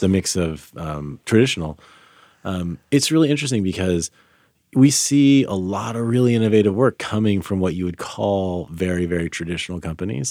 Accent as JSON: {"language": "English", "town": "Sacramento", "region": "California", "country": "United States", "tie": "born or raised there", "also_born_or_lived": "France / Philadelphia", "moved": "as an adult", "said": "I grew up in Sacramento"}